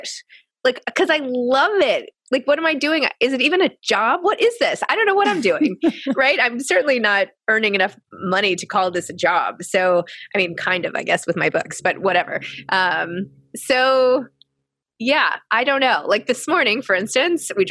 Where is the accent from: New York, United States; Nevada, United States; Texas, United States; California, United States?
New York, United States; New York City; I grew up in the New York City private school system